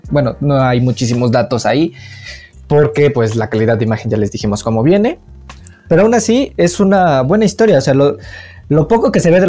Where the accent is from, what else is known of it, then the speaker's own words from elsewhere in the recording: Tlaxcala, Mexico; no he salido de mi pueblito de Tlaxcala. Es muy ah, pequeño.